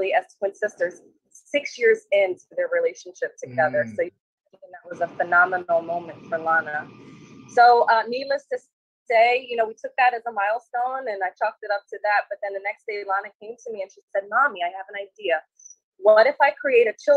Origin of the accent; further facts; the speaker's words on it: Maryland, United States; also born or lived in Cairo, Egypt; Originally, I'm from Egypt. So I was born in Cairo, Egypt, and I came here when I was 6 years old, and I've been in Maryland ever since